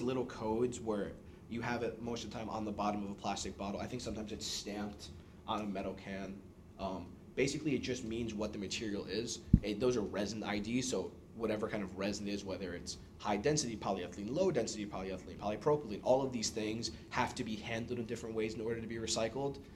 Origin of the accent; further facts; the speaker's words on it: New York City, New York, United States; moved away as an adult; now in Boston, United States; born and raised in New York City, came to Boston for school.